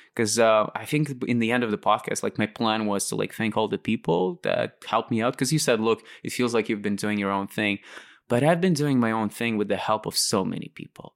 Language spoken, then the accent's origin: English; Latvia; moved away as an adult; also born or lived in Moscow, Russia / London, United Kingdom; why I moved out from Lat-, like, in the first place, um, I was never really inspired by Latvia